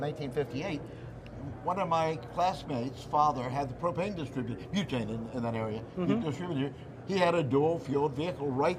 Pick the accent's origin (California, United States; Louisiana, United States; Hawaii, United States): Louisiana, United States; I come from Louisiana. Louisiana